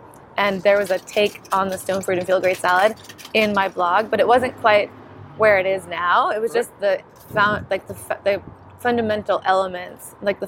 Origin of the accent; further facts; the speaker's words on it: Bakersfield, California, United States; 17 years, I'm practically native. I mean, I don't know what you're talking about. I'm from Bakersfield.